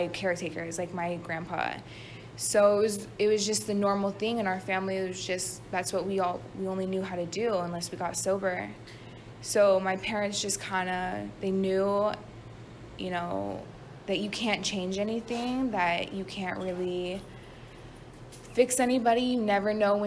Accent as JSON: {"language": "English", "town": "Las Vegas", "region": "Nevada", "country": "United States", "tie": "born or raised there", "moved": "yes", "said": "I'm from Las Vegas, Nevada. I was born and raised out there."}